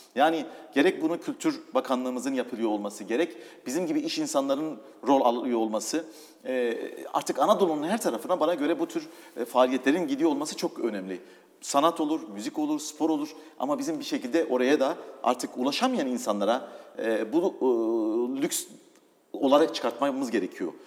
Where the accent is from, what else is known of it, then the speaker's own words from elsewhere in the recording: Doğubayazıt, Ağrı Province, Turkey; moved away; also born or lived in Istanbul / England / Italy; Doğu Beyazıt'ta doğdum.